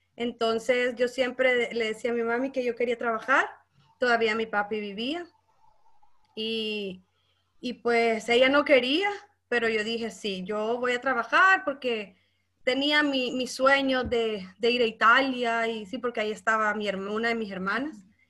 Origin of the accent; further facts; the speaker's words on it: Santa Ana, El Salvador; yo soy de Santa Ana, eh, mi pueblo natal